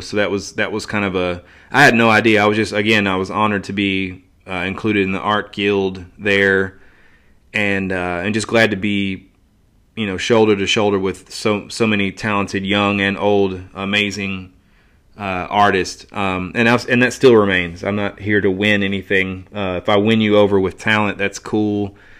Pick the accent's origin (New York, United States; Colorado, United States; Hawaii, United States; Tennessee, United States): Tennessee, United States; Johnson City; my hometown, Johnson City